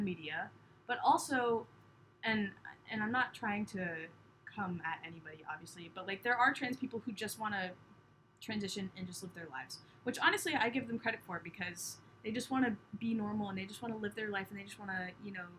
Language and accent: English; Cape Cod, Massachusetts, United States; I grew up on Cape Cod